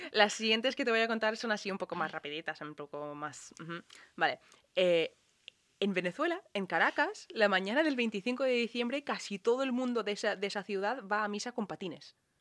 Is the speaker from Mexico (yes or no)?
no; Ireland; now in Spain; que hacíamos en Irlanda